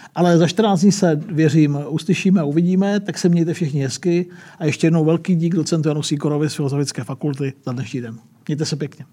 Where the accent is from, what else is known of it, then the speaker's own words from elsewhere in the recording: Czechia; my jsme říkali, že z České republiky